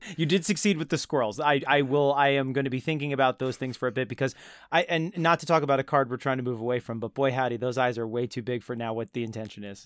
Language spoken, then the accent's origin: English; New Jersey, United States; my Central Jersey home